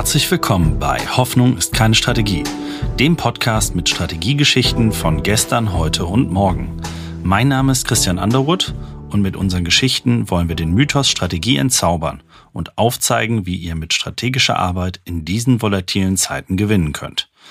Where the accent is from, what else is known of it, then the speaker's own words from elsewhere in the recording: Saarland, Germany; komme ich aus dem Saarland